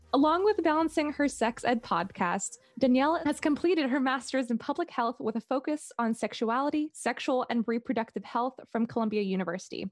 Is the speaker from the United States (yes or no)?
no; Singapore; in my high school when I grew up in Singapore